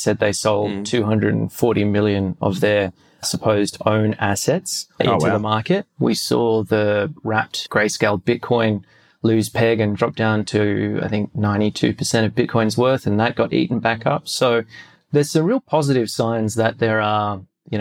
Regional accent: Australia; We're Australian

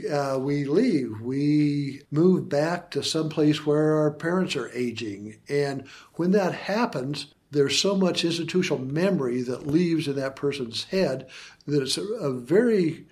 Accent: Idaho, United States; When I was in Vietnam, I found myself missing Idaho, my hometown, my home state, more than I thought I would.

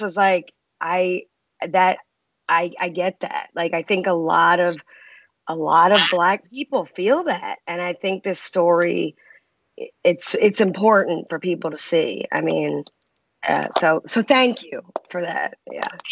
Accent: Baltimore, Maryland, United States; I grew up in Baltimore

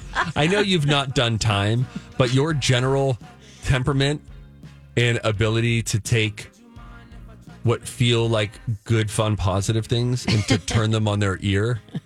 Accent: Pittsburgh, Pennsylvania, United States; at B&D Video, where I grew up in Pittsburgh

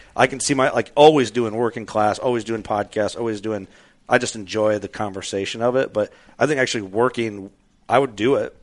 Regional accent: Midwest, United States; growing up in the Midwest, it's like I didn't grow up watching anything Western based

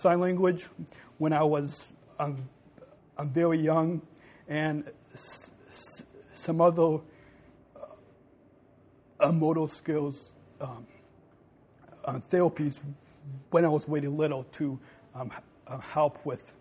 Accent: Long Beach, California, United States; I was born in Long Beach, California

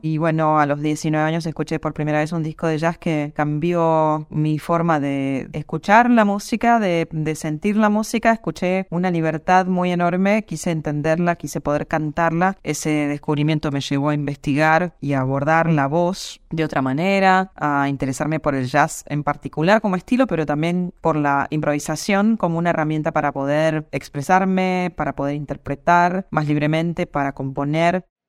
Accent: Buenos Aires, Argentina; now in New York, United States; soy de Buenos Aires

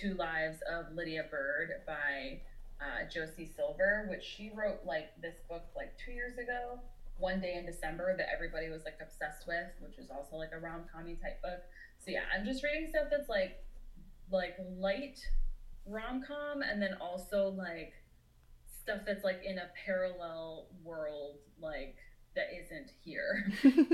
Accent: Orlando, Florida, United States; I grew up in Orlando, Florida

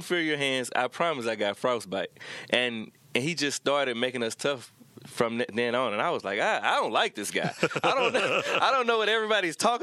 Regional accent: Baton Rouge, Louisiana, United States; now in Manhattan, Kansas, United States; I come from Baton Rouge, where it's rough and tough

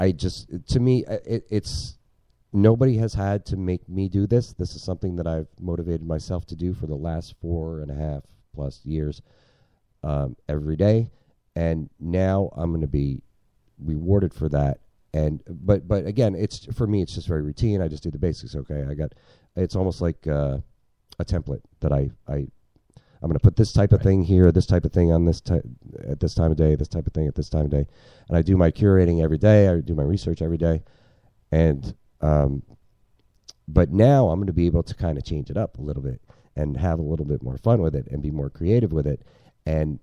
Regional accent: New Jersey, United States; moved away as an adult; I'm from New Jersey, man. New Jerseyans don't say y'all

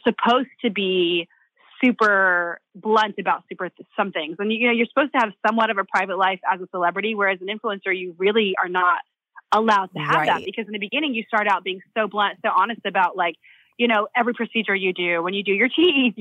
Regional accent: Tennessee, United States; also born or lived in Los Angeles; now in Dubai, United Arab Emirates; I am originally from the South in the States. I grew up in Tennessee, but I've been living in Dubai for the last 10 years

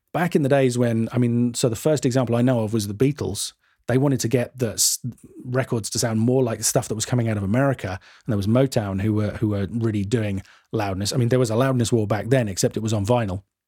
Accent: United Kingdom; I'm too British

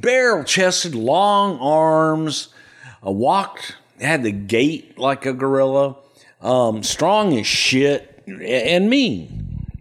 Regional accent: El Paso, Texas, United States; also born or lived in Houston, Texas; I grew up in El Paso

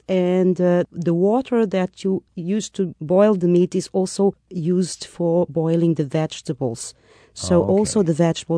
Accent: Lisbon, Portugal; From the south, the main city, Lisbon.

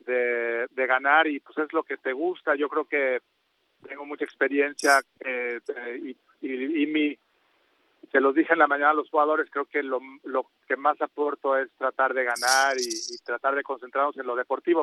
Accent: Mexico; todos los mexicanos

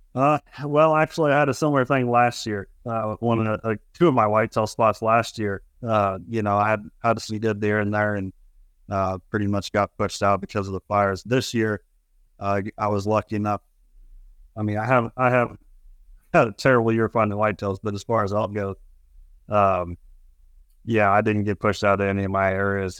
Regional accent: Lewiston, Idaho, United States; now in North Idaho, United States; I grew up down in Lewiston, uh, Lewiston, Idaho, and the country down there is different than the country up here

